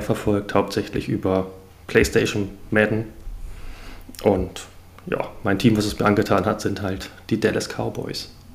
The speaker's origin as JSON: {"language": "German", "region": "Hamburg", "country": "Germany", "said": "komme aus Hamburg, aus dem hohen Norden."}